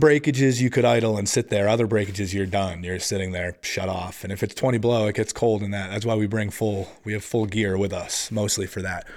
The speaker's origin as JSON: {"language": "English", "region": "Massachusetts", "country": "United States", "tie": "born or raised there", "also_born_or_lived": "San Diego, California", "moved": "as an adult", "lives_now": "Vermont, United States", "said": "I only spent my real early childhood there, and then we ended up moving back, uh, to Massachusetts, and then eventually I moved up"}